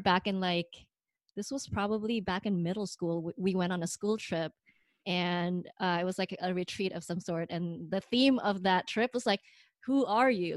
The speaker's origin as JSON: {"language": "English", "country": "Indonesia", "moved": "yes", "lives_now": "United States", "said": "I'm not an American, but I'm way too American for the Indonesians"}